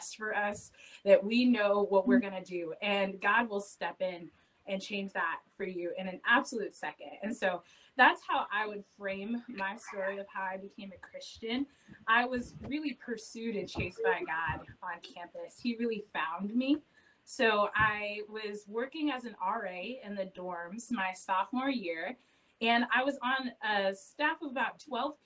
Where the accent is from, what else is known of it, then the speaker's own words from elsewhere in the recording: Indianapolis, Indiana, United States; I grew up in Indianapolis